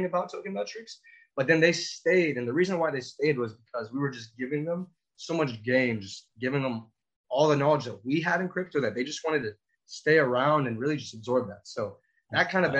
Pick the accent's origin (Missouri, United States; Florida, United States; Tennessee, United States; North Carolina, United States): Florida, United States; here I am from Florida